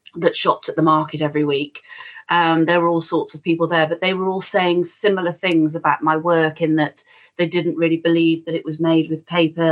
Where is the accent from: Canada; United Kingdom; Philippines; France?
United Kingdom; Shrewsbury, West Midlands; born or raised there